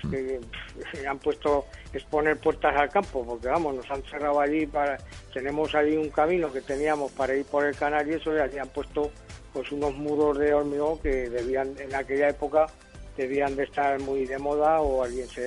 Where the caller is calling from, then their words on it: Zaragoza, Aragon, Spain; Bueno, yo soy llamo de Valdefierro